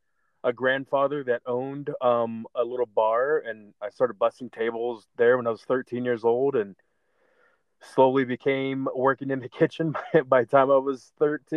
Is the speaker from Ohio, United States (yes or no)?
yes; Barberton, Ohio, United States; you got Barberton right next door, which is my hometown